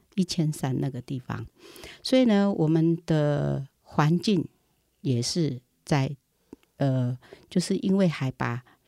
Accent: Puli, Nantou County, Taiwan; 我在那里出生，我小的时候看被他们追着打

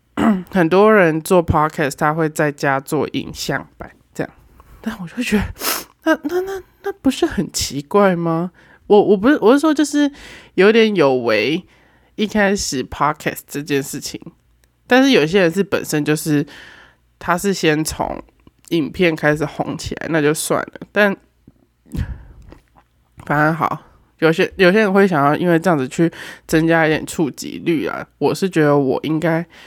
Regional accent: Taoyuan, Taiwan; also born or lived in Tainan / Yilan; 我现在是在，人在桃园，因为我是桃园人

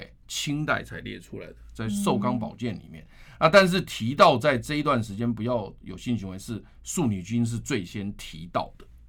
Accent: Taiwan; 所以因此你记不记得我们台湾人有一句话说，来刮天也杀哈，端午节之前不要收。

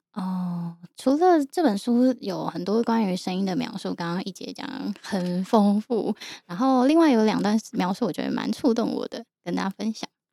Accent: Yilan, Yilan County, Taiwan; 我从小到大是在宜兰长大的

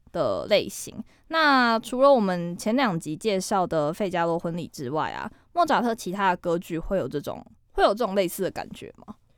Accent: Kaohsiung, Taiwan; 因为我是高雄人，高雄有一个西子湾嘛

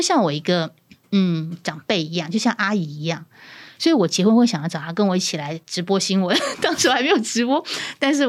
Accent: Pingtung County, Taiwan; 其实我也是南部人，我是屏东人，

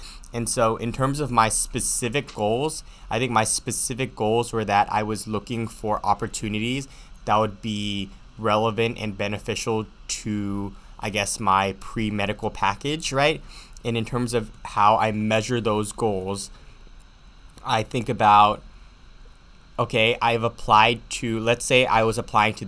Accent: United States; Chinese is a second language; 嗯，我是一个在美国出生的中国人。嗯，在家里我会说台山话。

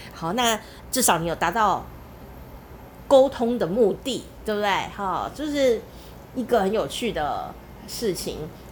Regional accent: Taichung, Taiwan; 我家乡台中市，有一个地方也叫龙井

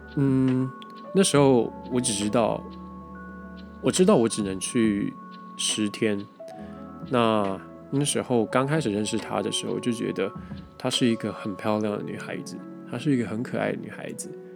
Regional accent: Taiwan; 因为就是我们台湾人讲话有的时候过于模糊

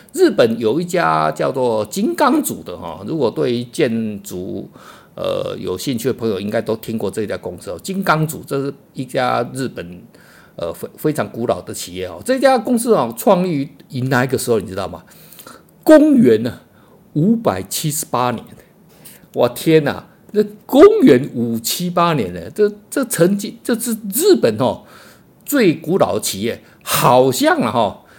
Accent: Taiwan; 我们台湾人哦

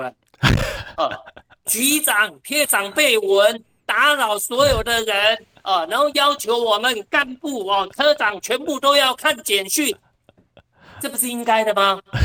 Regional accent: Taoyuan, Taiwan; 我们桃园人

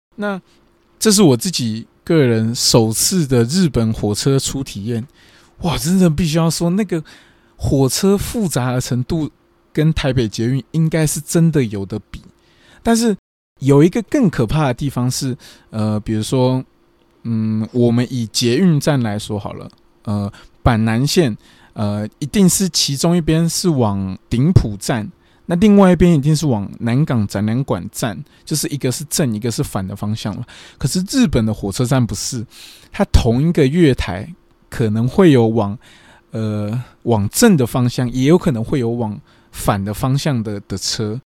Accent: Taiwan; moved away as an adult; now in Japan; 我是台湾人，日文没有那么的厉害

